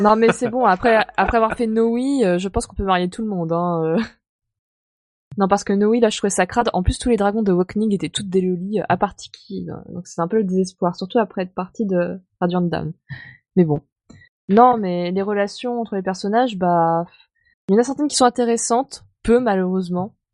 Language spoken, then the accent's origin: French; France; je suis française